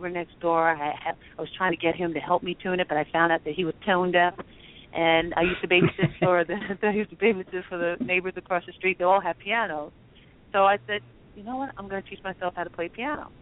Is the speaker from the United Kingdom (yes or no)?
no; New York City, New York, United States; I was born and raised in Queens